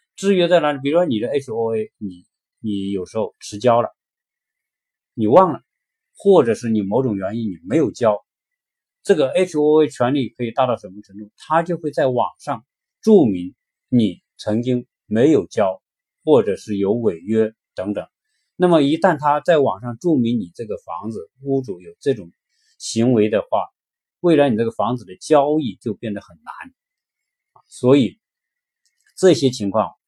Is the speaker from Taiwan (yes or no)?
no; China; now in United States; 我们中国人在这边